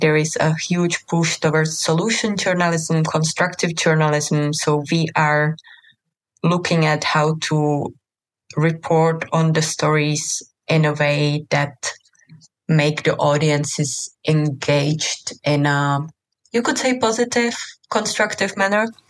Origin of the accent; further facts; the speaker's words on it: Czechia; moved away; also born or lived in Bosnia and Herzegovina / Lebanon; I come from Czech Republic